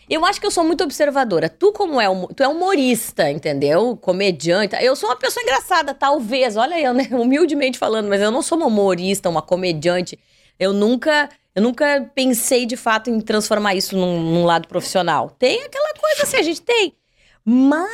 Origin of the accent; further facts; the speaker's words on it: Pelotas, Rio Grande do Sul, Brazil; nascida, criada e desenvolvida em Pelotas.